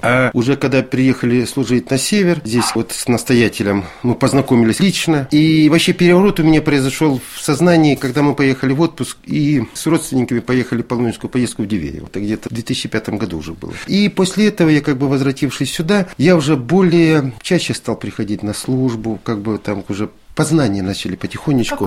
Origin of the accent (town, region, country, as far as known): Salsk, Rostov Oblast, Russia; born or raised there; moved away as an adult; also born or lived in Severomorsk